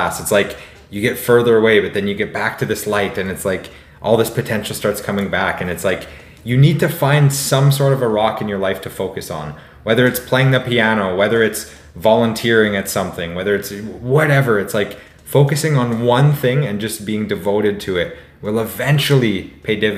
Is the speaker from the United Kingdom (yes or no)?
no; Warman, Saskatchewan, Canada; you and I grew up in Warman, Saskatchewan